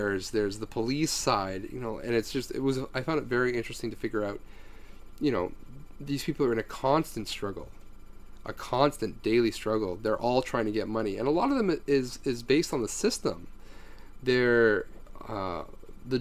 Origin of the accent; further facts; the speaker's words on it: Canada; As a Canadian